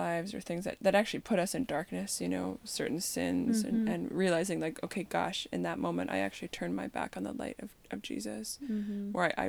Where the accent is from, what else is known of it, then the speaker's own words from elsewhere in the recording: Canada; growing up in Canada, where, you know, when it's like negative 40